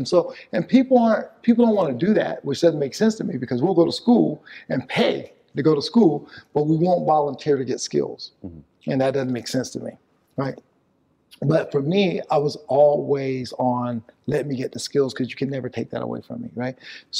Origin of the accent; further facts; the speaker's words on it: the South, United States; I grew up in the South. And there was a lot of racism during the time that I grew up.